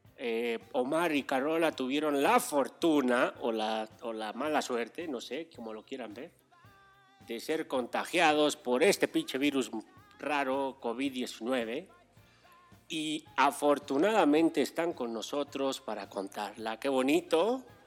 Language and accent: Spanish; Mexico City, Mexico; Yo soy, yo soy más chilango que la torta de chilaquil.